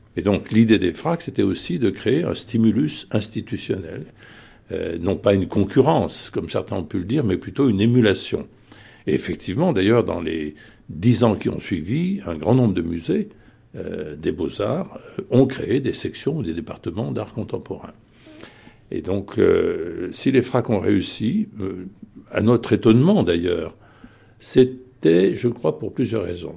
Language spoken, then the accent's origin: French; Saint-Étienne, Auvergne-Rhône-Alpes, France; moi-même j'étais issu de Saint-Étienne